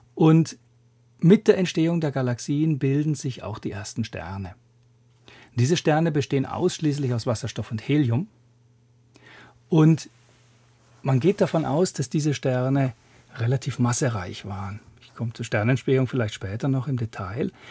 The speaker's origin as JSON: {"language": "German", "town": "Würzburg", "region": "Bavaria", "country": "Germany", "tie": "born or raised there", "also_born_or_lived": "Grenoble, France / Zürich, Switzerland", "moved": "as an adult", "lives_now": "Göttingen, Germany", "said": "Ich habe in meiner Heimatstadt Würzburg Physik studiert"}